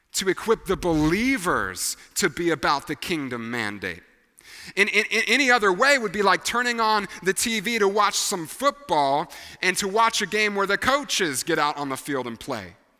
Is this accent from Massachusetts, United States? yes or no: no; Tennessee, United States; we were raised here in Tennessee